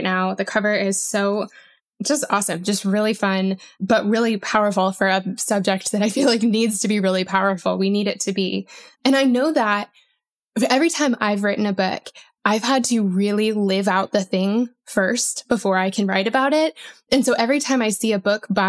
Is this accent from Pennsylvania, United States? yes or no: no; Colorado, United States; I grew up in Colorado and it would snow, you know, a lot there